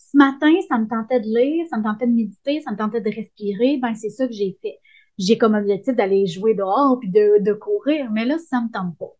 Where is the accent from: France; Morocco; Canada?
Canada; Sainte-Émélie-de-l'Énergie, Quebec; à sainte émilie dans mon village natal